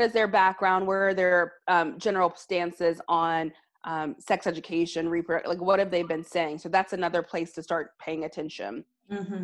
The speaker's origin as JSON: {"language": "English", "region": "Alabama", "country": "United States", "tie": "born or raised there", "said": "my home state of Alabama"}